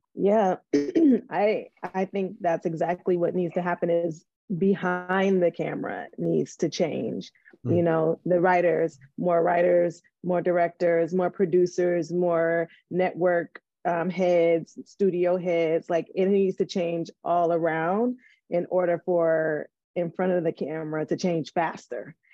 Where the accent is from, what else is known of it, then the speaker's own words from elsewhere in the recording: Detroit, Michigan, United States; I'm from Detroit. So it was mostly black kids in the class and mostly black teachers.